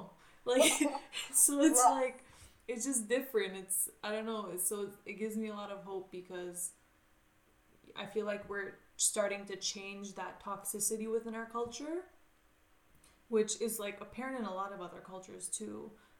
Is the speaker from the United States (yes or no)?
no; Canada; even though I'm from Canada